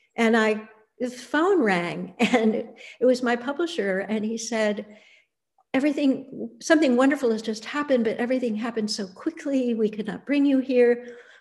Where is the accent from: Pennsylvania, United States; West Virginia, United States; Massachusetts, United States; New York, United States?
New York, United States; Annandale-on-Hudson; I grew up in the Bard College campus in the Hudson Valley